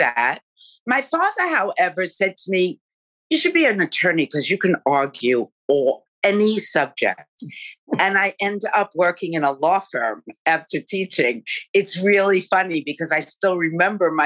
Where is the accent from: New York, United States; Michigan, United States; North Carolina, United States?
New York, United States; New Rochelle; I grew up in Rochelle, a suburb of New York